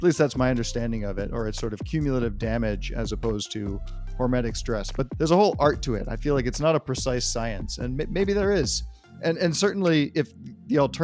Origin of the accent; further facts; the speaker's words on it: Marin County, Northern California, United States; also born or lived in Berkeley, California; I'm a Californian and a Northern Californian by birth. I was born within a 15-mile radius of where I am now in Berkeley. I was born in Marin County